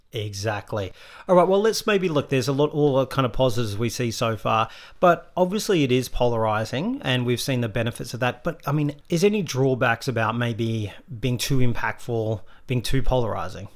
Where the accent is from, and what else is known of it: Australia